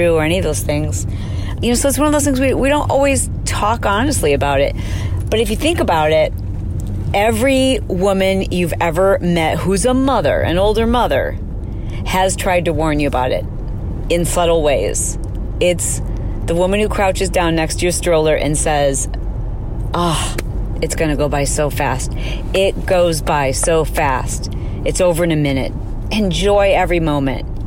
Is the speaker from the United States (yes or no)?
yes; Michigan, United States; moved away as an adult; now in California, United States; I went to school at Michigan State and I grew up in Michigan